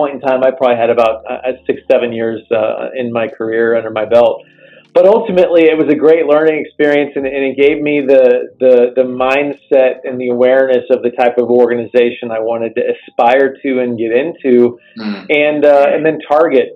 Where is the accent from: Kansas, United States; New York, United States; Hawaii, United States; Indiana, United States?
Indiana, United States; South Bend; I grew up in South Bend, Indiana, under the shadow of the Golden Dome at Notre Dame